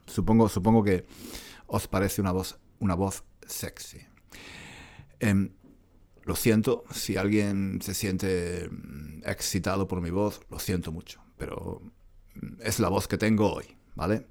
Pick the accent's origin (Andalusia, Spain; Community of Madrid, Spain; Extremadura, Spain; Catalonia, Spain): Andalusia, Spain; Granada; moved away as an adult; now in London, United Kingdom; Granada, en España, paseando por las calles de mi antigua ciudad, mi ciudad natal.